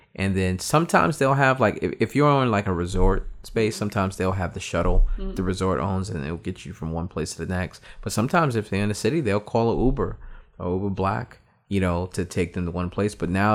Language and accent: English; New York, United States; moved away; I was originally from New York